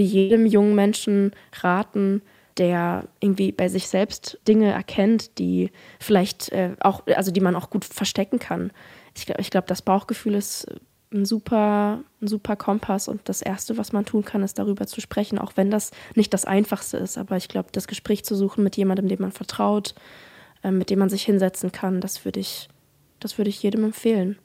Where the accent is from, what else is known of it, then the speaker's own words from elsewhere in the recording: Offenburg, Baden-Württemberg, Germany; moved away; also born or lived in Black Forest / Mannheim; ich komme ja aus Offenburg